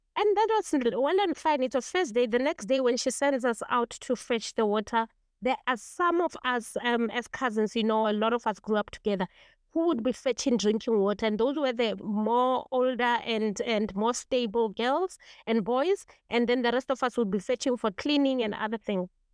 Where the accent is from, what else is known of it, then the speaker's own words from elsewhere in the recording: Kagiso, Gauteng, South Africa; I come from Kagiso, eh, which is an old mining township, and we don't have mountains and hills. We actually have mine dams, which we grew up no time to be our mountains